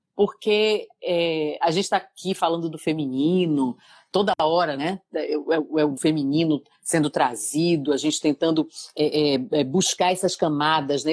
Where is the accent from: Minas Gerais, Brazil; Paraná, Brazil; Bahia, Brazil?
Bahia, Brazil; Salvador; now in São Paulo, Brazil; Eu, eu fazia pilates lá em Salvador, eu sou de Salvador, Bahia